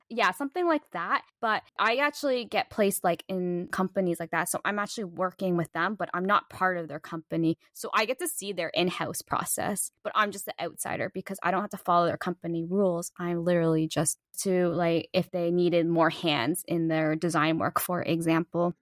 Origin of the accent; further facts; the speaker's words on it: Toronto, Ontario, Canada; moved away; also born or lived in Tokyo, Japan; I'm from Toronto too